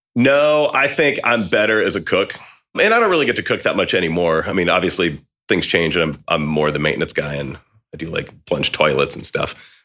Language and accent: English; about two hours from Austin, Texas, United States; moved away as an adult; now in Austin, United States; I'd already moved to Austin, you know, at that point, and it was about two hours from here where I grew up